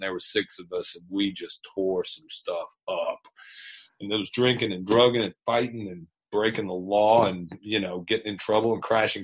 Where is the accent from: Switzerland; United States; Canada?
United States; Atlanta, Georgia; I grew up here in the Atlanta area, and I'm 55, and so my whole stretch has been in and around Atlanta, North Georgia, and so I'm a homegrown product here